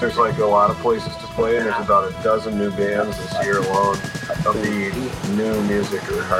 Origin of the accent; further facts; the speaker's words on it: Minneapolis, Minnesota, United States; We're from Minneapolis.